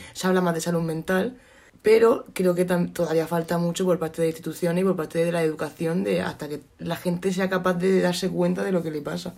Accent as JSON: {"language": "Spanish", "town": "Cartagena", "region": "Region of Murcia", "country": "Spain", "said": "que soy de Cartagena"}